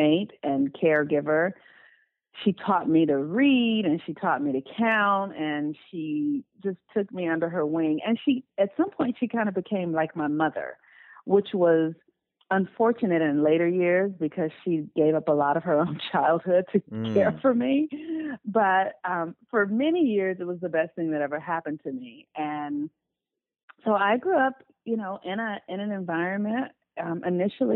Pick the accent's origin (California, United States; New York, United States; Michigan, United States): California, United States; Los Angeles; I was born and raised in Los Angeles, California. I still live in Los Angeles